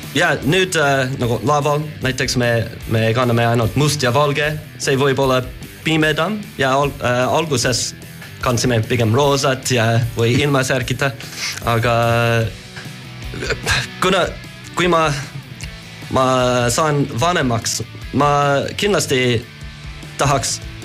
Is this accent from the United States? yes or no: yes; United States; Estonian is a second language; moved away; ma olen Ameerikast